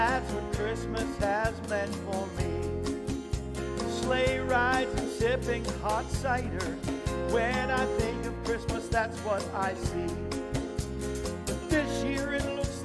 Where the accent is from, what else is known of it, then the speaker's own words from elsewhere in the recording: Florida, United States; I grew up in Florida. I lived in Florida